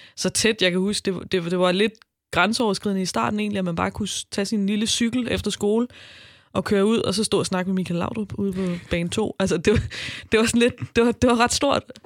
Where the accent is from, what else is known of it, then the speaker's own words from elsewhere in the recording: Albertslund, Capital Region of Denmark, Denmark; jeg kommer fra Albertslund